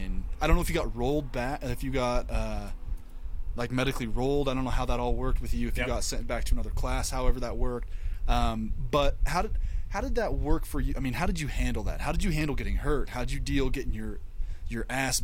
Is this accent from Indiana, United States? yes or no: no; Missouri, United States; now in Utah, United States; I'm from Missouri